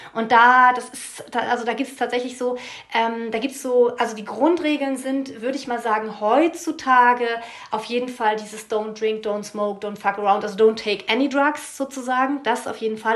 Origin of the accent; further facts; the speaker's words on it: East Frisia, Lower Saxony, Germany; ich komme aus Friesland